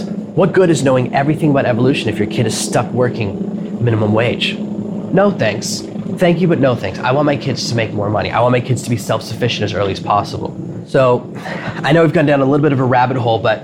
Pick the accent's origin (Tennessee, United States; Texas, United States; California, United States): Tennessee, United States; Nashville; moved away; where I grew up in Nashville